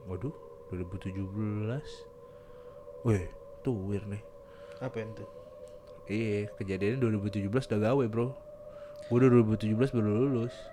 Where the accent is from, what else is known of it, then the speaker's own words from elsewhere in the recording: South Kalimantan, Indonesia; now in Balikpapan, Indonesia; sebenarnya aku memang asli dari Kal dari Kalimantan